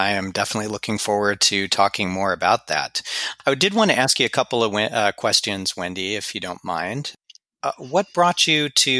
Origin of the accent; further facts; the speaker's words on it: Los Angeles, California, United States; My hometown.